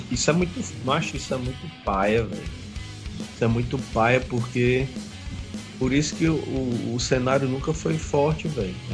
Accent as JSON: {"language": "Portuguese", "town": "Fortaleza", "region": "Ceará", "country": "Brazil", "said": "A gente é de Fortaleza, Ceará, Brasil."}